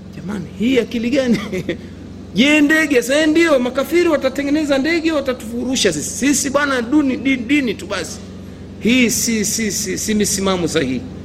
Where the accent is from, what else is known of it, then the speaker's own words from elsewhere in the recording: Bonde, Tanga Region, Tanzania; kule kwetu Bonde